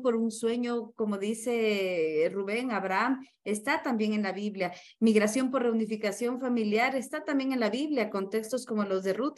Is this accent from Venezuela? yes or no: no; Ecuador; Lo hablo con los pies en mi país, eh, en Ecuador